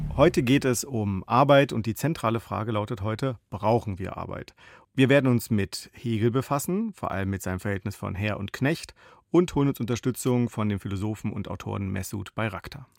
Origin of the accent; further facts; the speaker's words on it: Baden-Württemberg, Germany; moved away; also born or lived in Berlin; ich bin im Badischen aufgewachsen